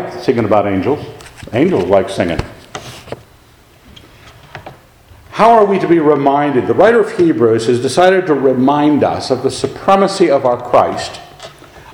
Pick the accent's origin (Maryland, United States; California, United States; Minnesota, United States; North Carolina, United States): Maryland, United States; Annapolis; moved away; I grew up in Annapolis, Maryland